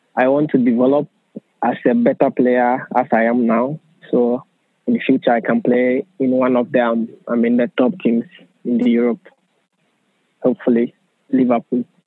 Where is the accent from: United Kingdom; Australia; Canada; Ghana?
Ghana; moved away as an adult; also born or lived in Hungary; now in Finland; I'm from Ghana and I am 20 years old